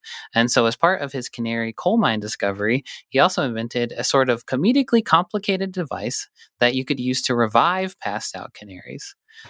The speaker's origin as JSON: {"language": "English", "town": "Butte", "region": "Montana", "country": "United States", "said": "I knew they used them because I'm from Butte, where a lot of mining happened."}